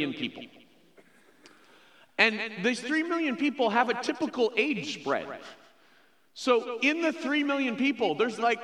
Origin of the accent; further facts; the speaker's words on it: Chicago, Illinois, United States; moved away as an adult; now in Phoenix, United States; I grew up in the Chicago area